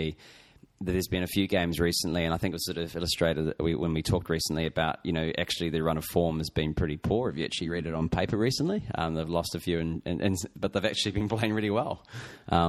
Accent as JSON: {"language": "English", "town": "Christchurch", "region": "Canterbury", "country": "New Zealand", "said": "I'm from Christchurch in New Zealand"}